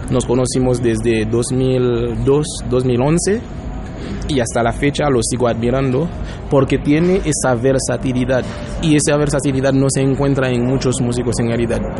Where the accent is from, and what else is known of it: Mexico